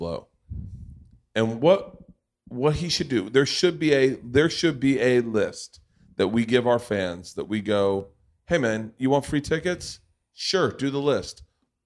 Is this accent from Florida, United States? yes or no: yes; Tampa, Florida, United States; I grew up in Tampa